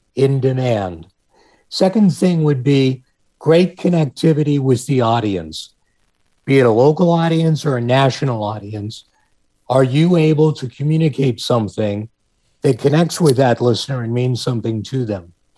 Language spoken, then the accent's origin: English; Pittsburgh, Pennsylvania, United States; moved away as an adult; Pittsburgh, um, which is my hometown